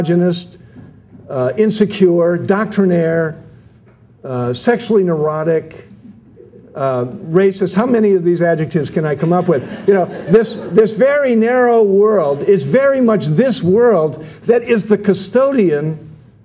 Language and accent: English; United States; I'm an American, I'm a Catholic